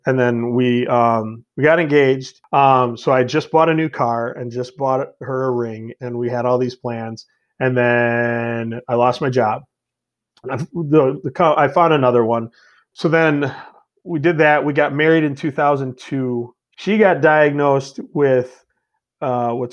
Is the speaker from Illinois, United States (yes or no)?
yes; Elgin, Illinois, United States; I was born and raised in Elgin, so it's not like the toughest town in the world